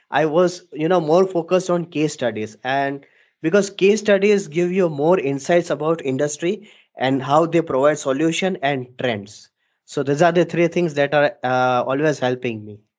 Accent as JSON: {"language": "English", "region": "Dubai", "country": "United Arab Emirates", "tie": "born or raised there", "lives_now": "Ahmedabad, India", "said": "So, uh, starting my journey, so I was born and brought up in Dubai, and thereafter I we all shifted to India, and in Ahmedabad city"}